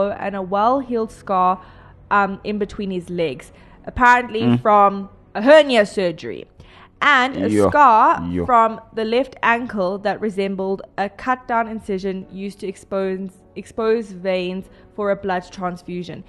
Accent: South Africa; I am South African

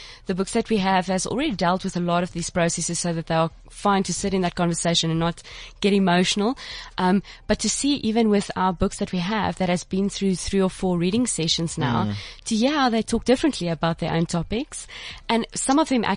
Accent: Johannesburg, Gauteng, South Africa; now in Cape Town, South Africa; I was originally from Joburg

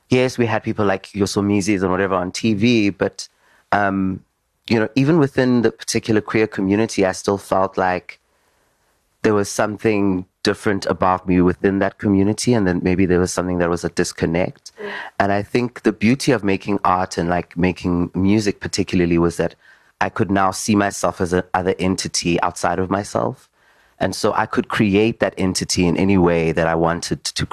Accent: Daveyton, Gauteng, South Africa; also born or lived in Johannesburg; I grew up in Davidson in the East Rand

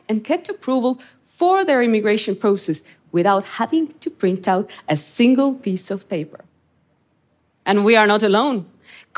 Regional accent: Estonia; I grew up in Estonia under Soviet occupation

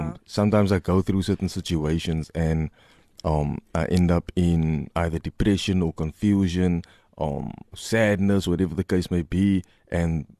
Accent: Cape Town, Western Cape, South Africa; I'm from Mitchell's Plain

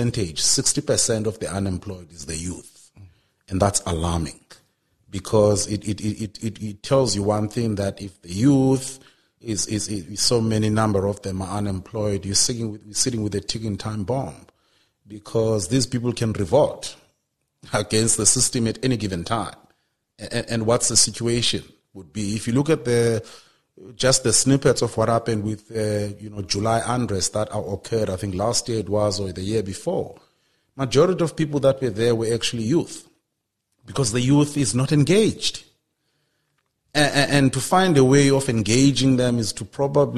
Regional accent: Transkei, Eastern Cape, South Africa; I remember growing up in the Transkei because that's where I'm from.

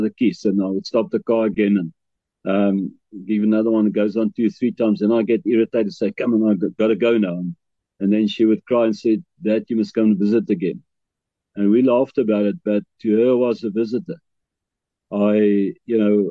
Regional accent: Bloemfontein, Free State, South Africa; moved away as an adult; also born or lived in KwaZulu-Natal; I grew up in Bloemfontein all my life

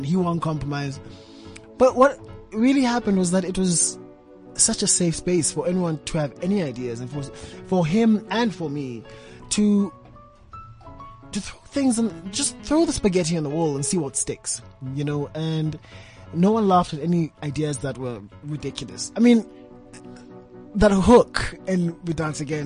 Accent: Port Elizabeth, Eastern Cape, South Africa; also born or lived in Tanzania; when I was 7 years old, I moved from Tanzania, and I went to live in Port Elizabeth with my aunt and her husband

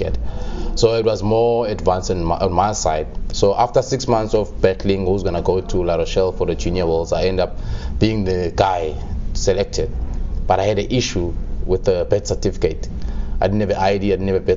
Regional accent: Qumbu, Eastern Cape, South Africa; moved away; I was born in Qumbu, near Mthatha.

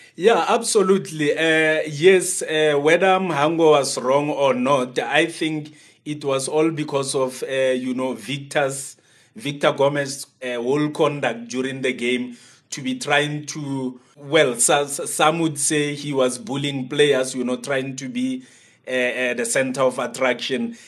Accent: South Africa; as a South African

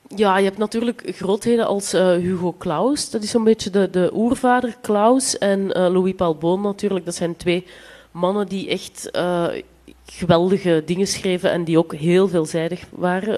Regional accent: Flanders, Belgium; accent: Flemish; ik spreek Vlaams

